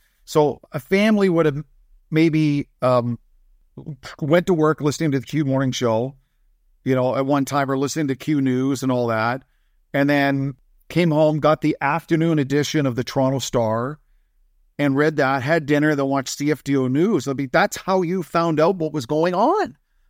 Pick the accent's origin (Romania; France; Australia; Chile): France; Verdun, Grand Est; born there; also born or lived in Lahr, Germany; So I was born in France, and we lived in France for about a year and a bit. And then my father got transferred to Lahr, Germany.